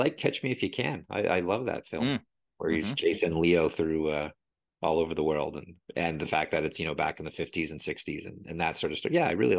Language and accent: English; Canada; I was shooting balls against the wall because I'm Canadian, the hockey stick.